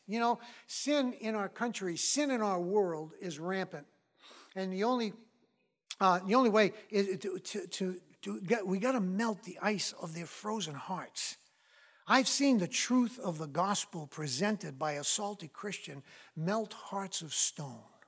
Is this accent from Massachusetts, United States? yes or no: yes; Massachusetts, United States; moved away; I'm from Massachusetts originally